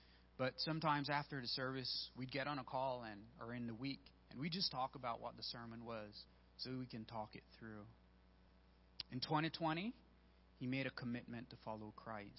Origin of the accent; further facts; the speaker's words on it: Belize; moved away; I'm originally from Belize